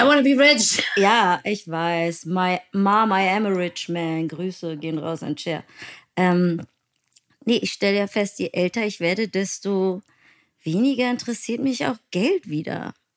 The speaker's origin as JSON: {"language": "German", "region": "Berlin", "country": "Germany", "said": "Ich bin Berlinerin"}